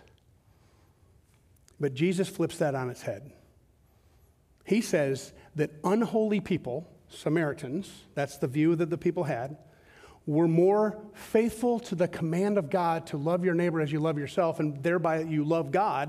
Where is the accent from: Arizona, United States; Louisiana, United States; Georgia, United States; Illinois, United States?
Georgia, United States; Southern; I grew up in Southern Georgia.